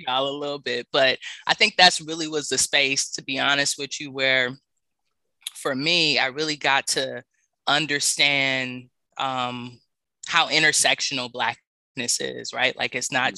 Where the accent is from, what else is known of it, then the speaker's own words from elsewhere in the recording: Los Angeles, California, United States; moved away as an adult; also born or lived in New Orleans, Louisiana; I grew up in South Central